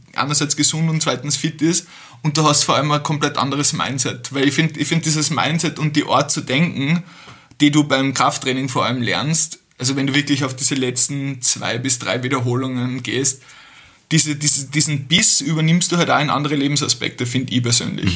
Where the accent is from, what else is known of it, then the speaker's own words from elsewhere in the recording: Austria; also born or lived in Vienna; bei uns in Österreich